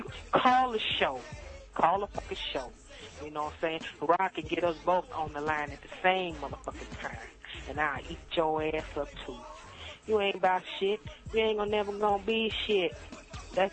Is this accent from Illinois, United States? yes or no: no; Miami, Florida, United States; I'm from Miami.